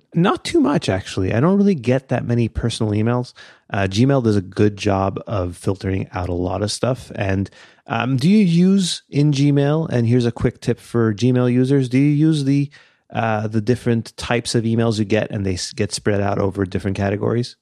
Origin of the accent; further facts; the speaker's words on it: Canada; we're Canadian